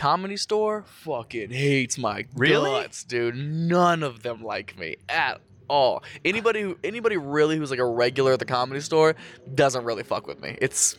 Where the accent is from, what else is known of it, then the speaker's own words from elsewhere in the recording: North Lewisburg, Ohio, United States; Nada, especially in my hometown. It's about an hour west of Columbus.